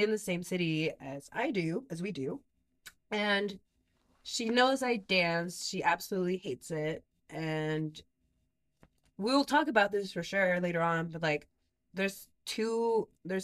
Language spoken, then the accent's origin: English; Mexico; moved away; We grew up in Mexico.